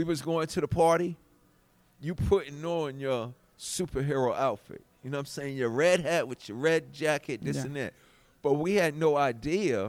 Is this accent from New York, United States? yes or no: yes; New York City, New York, United States; I come from Hollis